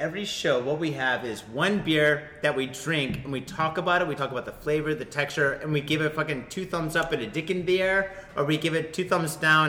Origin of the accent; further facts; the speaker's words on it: Michigan, United States; Man, I thought you were from Detroit too, man. We're from Michigan.